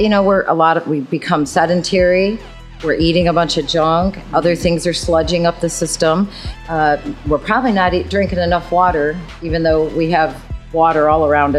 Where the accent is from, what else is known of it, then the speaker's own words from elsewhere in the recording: Michigan, United States; I'm from Michigan.